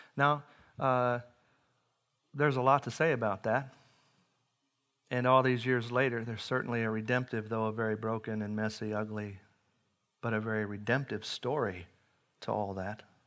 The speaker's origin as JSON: {"language": "English", "town": "Henryville", "region": "Indiana", "country": "United States", "tie": "born or raised there", "moved": "yes", "lives_now": "Webster Groves, United States", "said": "I grew up in Indiana. It's a farming community"}